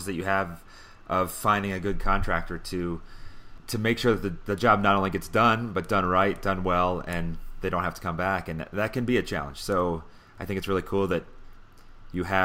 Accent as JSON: {"language": "English", "area": "York County", "region": "Pennsylvania", "country": "United States", "tie": "born or raised there", "said": "I grew up in Pennsylvania as well, in York County, Pennsylvania"}